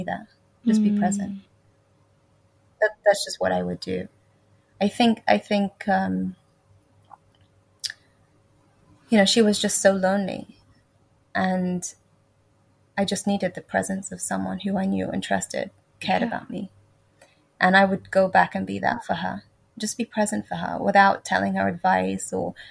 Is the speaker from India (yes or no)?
no; England, United Kingdom; when I went into high school at the age of 11, in England